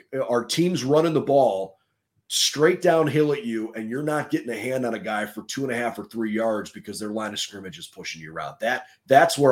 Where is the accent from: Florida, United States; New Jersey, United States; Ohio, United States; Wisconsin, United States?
Ohio, United States; Cleveland; growing up in Cleveland